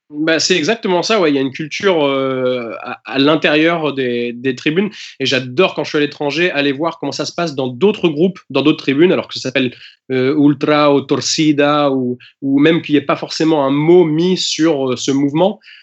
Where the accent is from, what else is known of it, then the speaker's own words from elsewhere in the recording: Normandy, France; also born or lived in England; je suis anglais et, euh, je suis normand à la fois